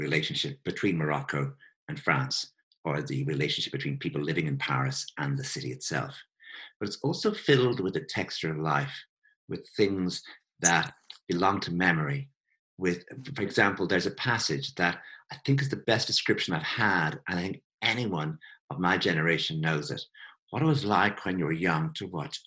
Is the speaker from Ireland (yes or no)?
yes; Ireland; I come from Ireland